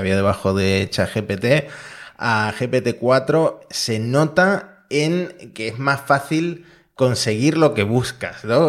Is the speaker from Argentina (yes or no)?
yes; Argentina; Yo como argentino